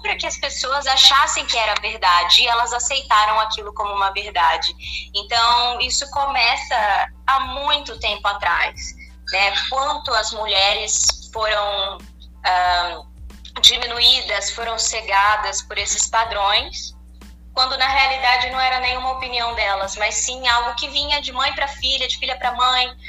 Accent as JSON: {"language": "Portuguese", "town": "Niterói", "region": "Rio de Janeiro", "country": "Brazil", "tie": "born or raised there", "moved": "yes", "lives_now": "Campinas, Brazil", "said": "Eu não nasci aqui em Campinas, eu nasci em Niterói, no Rio de Janeiro, mas já moro aqui há 12"}